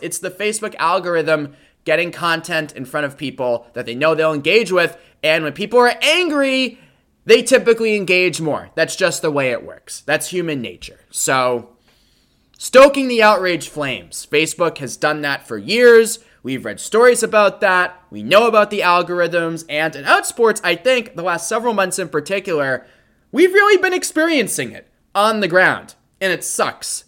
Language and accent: English; Boston, Massachusetts, United States; the Boston area, my fair city, my hometown